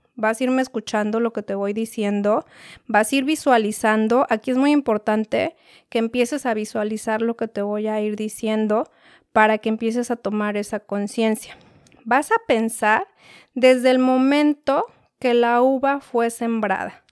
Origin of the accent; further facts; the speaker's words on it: Mexico City, Mexico; Yo soy de la Ciudad de México